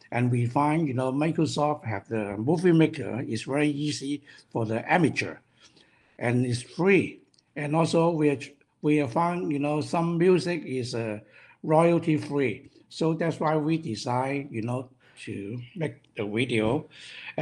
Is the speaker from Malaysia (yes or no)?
no; Hong Kong; English is a second language; moved away as an adult; now in North America; We are from Hong Kong. Once we move to North America